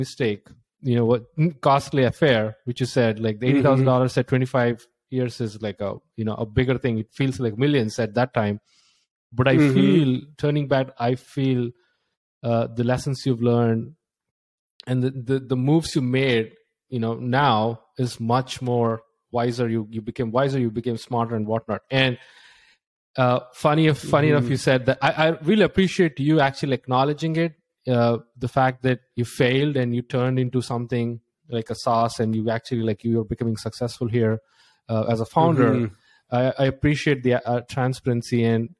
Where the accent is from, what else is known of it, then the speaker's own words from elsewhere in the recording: India; now in United States; I was like just like getting a job in the US. I came from India and I spent like with a friend $16,000.